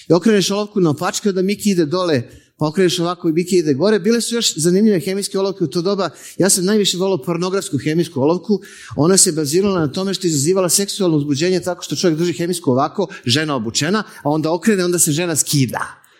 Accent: Belgrade, Serbia; ja sam iz Beograda.

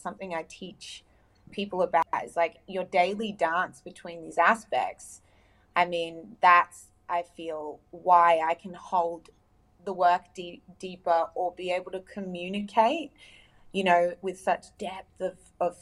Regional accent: United Arab Emirates; now in Australia; I grew up in the Middle East in the UAE, the United Arab Emirates

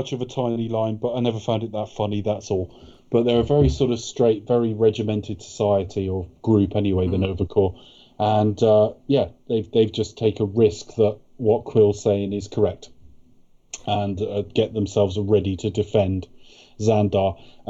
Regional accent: United Kingdom; Yeah, we're British, we're gentlemen.

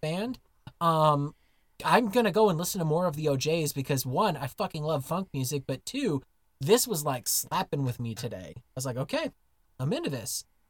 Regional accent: United States; moved away as an adult; now in Germany; as an American living as an expat in Germany

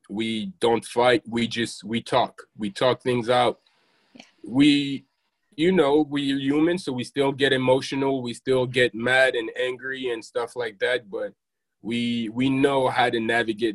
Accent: France; moved away; I grew up in France

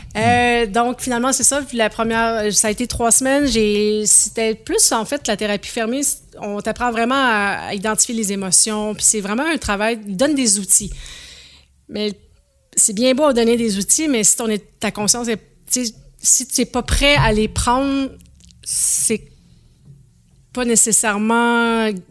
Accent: Saint-Marc-sur-Richelieu, Quebec, Canada; moved away; also born or lived in Charlevoix; j'ai grandi sur la rive de Montréal, à Saint-Marc-sur-le-Richelieu

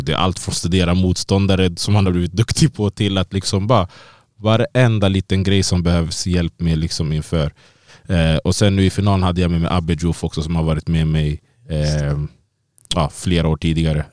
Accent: Sweden; moved away as an adult; now in Las Vegas, United States; jag är född och uppvuxen här i Sverige

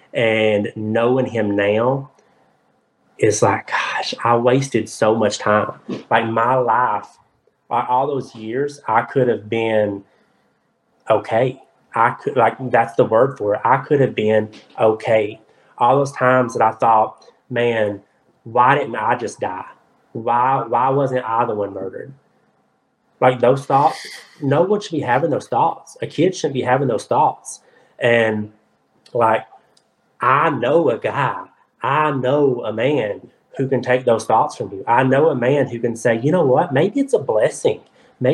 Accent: the Bible Belt, United States; I can tell you right now, I'm from the Bible Belt, y'all.

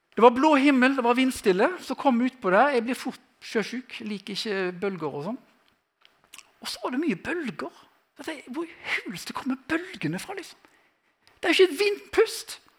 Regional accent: Western Norway, Norway; Jeg er fra Vestlandet

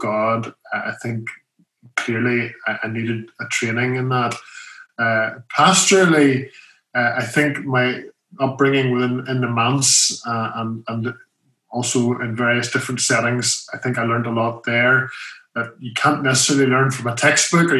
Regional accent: Larne, Northern Ireland, United Kingdom; moved away as an adult; also born or lived in Belfast / Donegal; now in Nantes, France; I was born in Belfast. My father was minister of the RP Church, Reformed Presbyterian Church in Donegal at that time. So for 2 years, I was in Donegal. And then we moved to Larne, which is really where I spent most of my youth

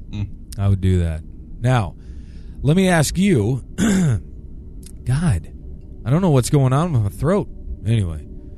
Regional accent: New Jersey, United States; Growing up in New Jersey, I was fascinated by the Jersey Devil and even know people who claimed to have seen him.

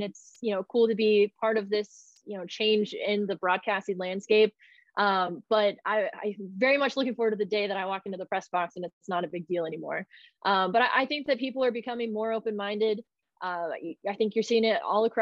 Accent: Texas, United States; moved away as an adult; now in Portland, United States; I grew up in Texas where I'm used to triple digit heat for 60 days in a row

